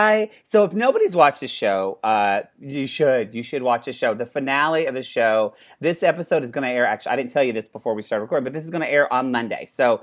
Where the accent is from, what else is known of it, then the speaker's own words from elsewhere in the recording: Oklahoma, United States; moved away; Well, I'm not Indian at all. I'm like the one Oklahoma person, not a drop in me.